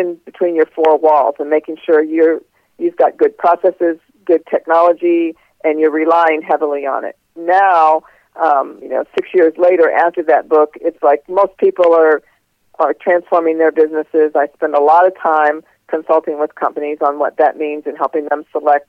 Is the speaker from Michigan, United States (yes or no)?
no; St. Louis, Missouri, United States; I was raised in St. Louis, Missouri